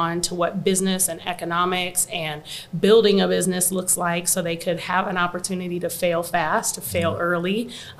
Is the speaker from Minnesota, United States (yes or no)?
no; Quincy, Illinois, United States; also born or lived in Chicago; I'm initially from Quincy, Illinois, so there wasn't a ton of opportunity or exposure or really anything there